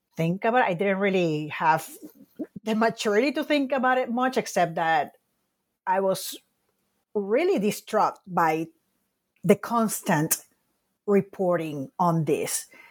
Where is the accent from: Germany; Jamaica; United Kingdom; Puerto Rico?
Puerto Rico; moved away as an adult; I was born and raised in Puerto Rico